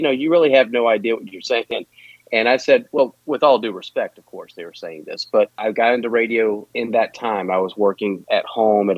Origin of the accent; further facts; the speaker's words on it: Winston-Salem, North Carolina, United States; now in Wilmington, United States; I grew up in Winston-Salem, North Carolina